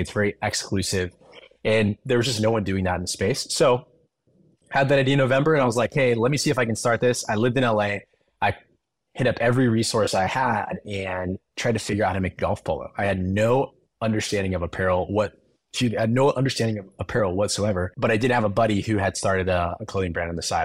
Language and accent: English; Arizona, United States; I grew up in Arizona